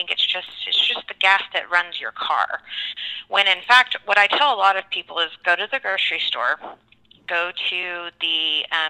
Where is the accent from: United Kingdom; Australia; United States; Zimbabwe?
United States; Texas; also born or lived in Permian Basin; now in Oklahoma, United States; I was born and raised in Texas, and I'm now finishing, you know, growing up here in Oklahoma